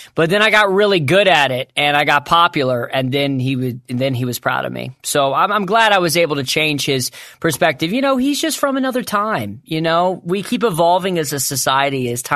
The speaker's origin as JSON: {"language": "English", "town": "Suffolk", "region": "Virginia", "country": "United States", "tie": "born or raised there", "said": "I grew up in Suffolk, Virginia, so it wasn't that racist."}